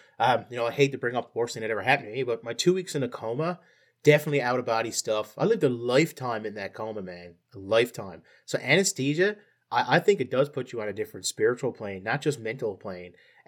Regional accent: Ireland; He was as white and as Irish as you can get it. You can tell by my accent.

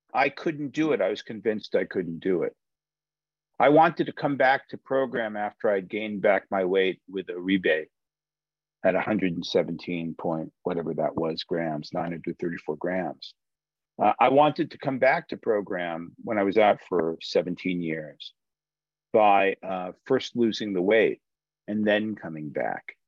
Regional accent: United States; I'm an American

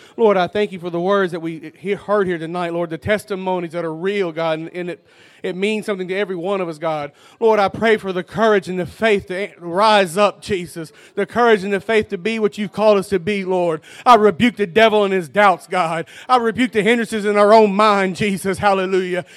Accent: United States; I grew up in Dollaway down the road

